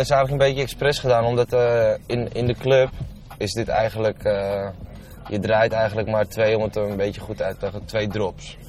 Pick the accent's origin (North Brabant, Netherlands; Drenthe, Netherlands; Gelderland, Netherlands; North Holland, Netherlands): North Holland, Netherlands; Landsmeer; also born or lived in Amsterdam; ik ben eigenlijk op mijn vijfde volgens mij mijn vijfde, vierde, vijfde ben ik verhuisd van Amsterdam naar uh, Landsmeer